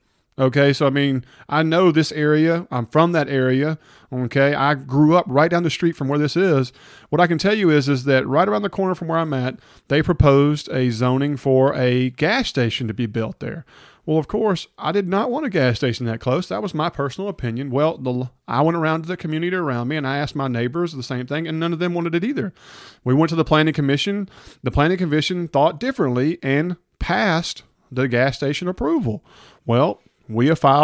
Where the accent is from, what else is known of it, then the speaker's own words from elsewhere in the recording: Hernando, Mississippi, United States; Brian and Couch and I grew up in Hernando together.